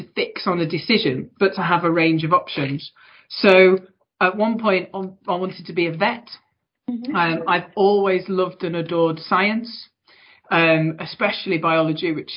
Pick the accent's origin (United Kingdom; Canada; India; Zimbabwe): United Kingdom; Manchester, North West England; accent: Mancunian; I was born and raised in Manchester